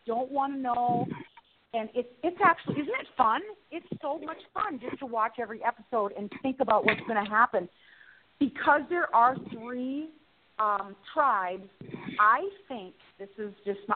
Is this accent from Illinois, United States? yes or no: no; South Dakota, United States; small-town gal from South Dakota